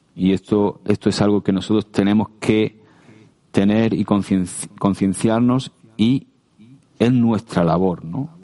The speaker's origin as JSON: {"language": "Spanish", "region": "Region of Murcia", "country": "Spain", "said": "como buen murciano"}